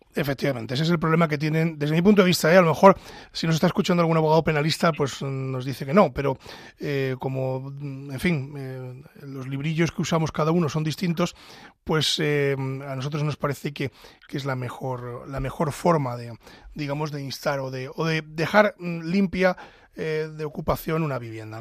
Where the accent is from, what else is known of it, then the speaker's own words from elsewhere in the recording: Ávila, Castile and León, Spain; soy de Ávila